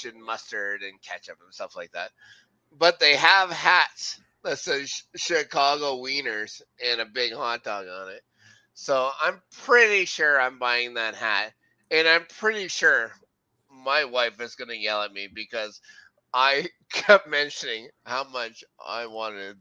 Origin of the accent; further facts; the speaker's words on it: Canada; Being Canadian, we can get knighted because we're Commonwealth